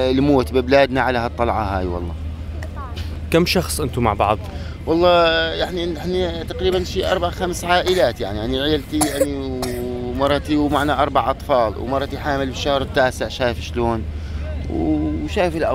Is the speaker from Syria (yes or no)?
yes; Daraa, Daraa Governorate, Syria; moved away; صار لنا 35 يوم احنا طالعين من درعا